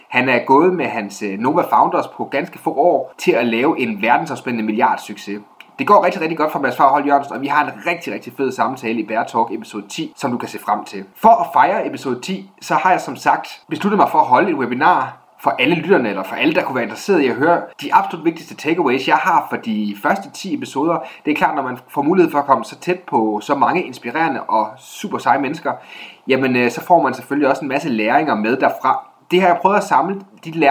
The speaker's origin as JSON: {"language": "Danish", "region": "Jutland", "country": "Denmark", "said": "på godt jysk, øh, hvor jeg kommer fra"}